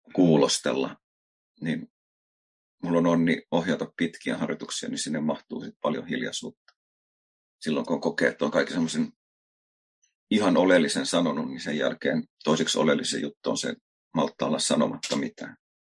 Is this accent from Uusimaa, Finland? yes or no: yes; Helsinki, Uusimaa, Finland; moved away as an adult; mä oon Helsingistä kotosi asunut siellä elämästäni niin aika ison